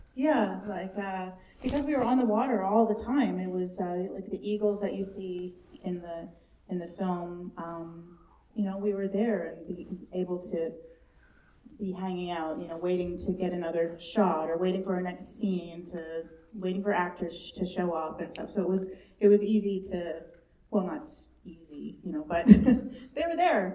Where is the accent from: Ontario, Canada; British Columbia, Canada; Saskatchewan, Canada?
British Columbia, Canada; Bella Bella; I was born in Bella Bella